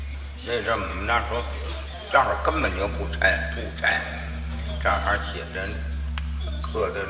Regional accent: Beijing, China; 我这渡口那边，前门那边。我在那边长大的

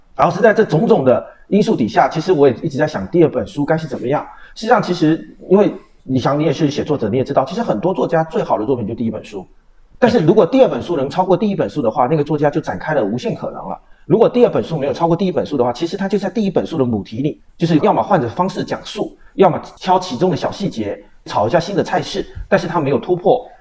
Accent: Quanzhou, Fujian, China; 就是我的家乡是闽南

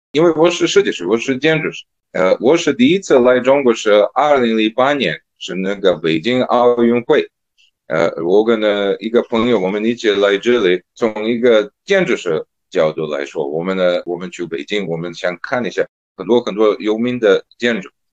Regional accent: Serbia; first language Serbian; Chinese is a second language; now in Shanghai, China; 当时在塞尔维亚

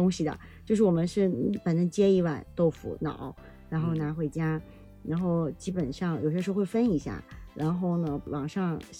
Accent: southern China, China; now in Beijing, China; 因为我是南方人

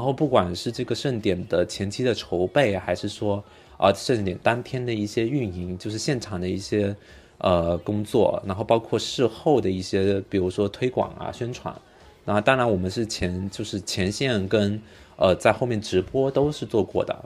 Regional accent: China; 我们中国人

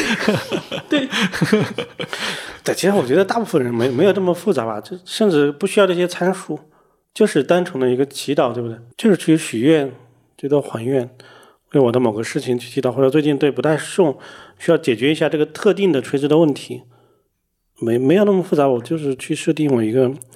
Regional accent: China; 我们中国人喜欢贿赂什么神佛

